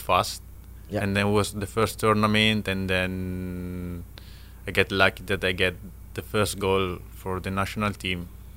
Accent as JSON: {"language": "English", "country": "Italy", "tie": "born or raised there", "second_language": "English", "moved": "as an adult", "lives_now": "Philippines", "said": "I came from Italy"}